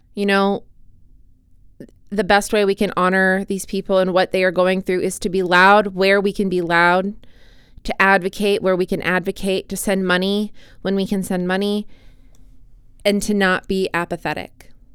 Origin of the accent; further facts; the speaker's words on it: United States; as an American citizen